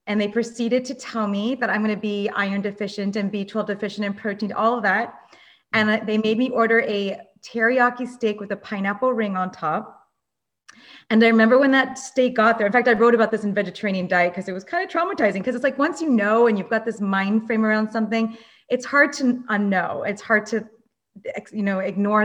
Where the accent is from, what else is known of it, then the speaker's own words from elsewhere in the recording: Los Angeles, California, United States; I grew up in Los Angeles